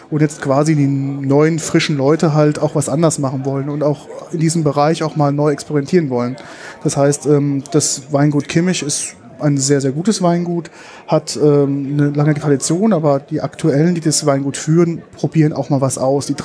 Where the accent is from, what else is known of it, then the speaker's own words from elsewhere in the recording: Rhineland-Palatinate, Germany; also als Pfälzer hat man natürlich ähm, richtige Gläser, die sogenannte Dubbelgläser.